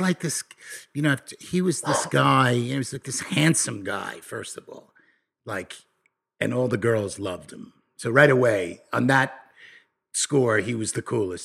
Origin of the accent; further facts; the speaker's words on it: Nassau County, New York, United States; I come from New York. I come from a, a, a place, uh, in Na, called Nassau County, in Nassau County